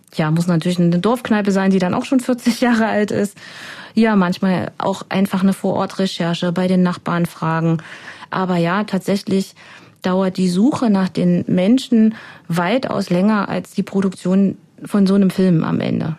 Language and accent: German; Germany; moved away; Ich komme ja aus dem Harz ursprünglich